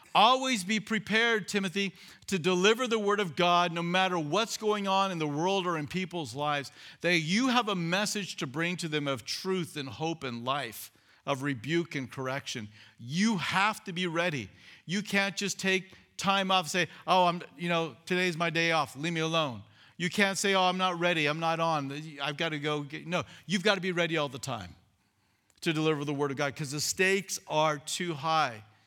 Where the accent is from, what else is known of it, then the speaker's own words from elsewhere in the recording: California, United States; moved away as an adult; I was twenty-seven, I was from California